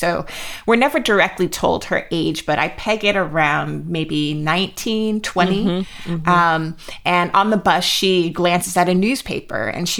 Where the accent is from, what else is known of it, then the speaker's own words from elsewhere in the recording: Jacksonville, Florida, United States; You and I grew up in Jacksonville, where there, you know, my neighborhood school that I was zoned for was Robert E. Lee High.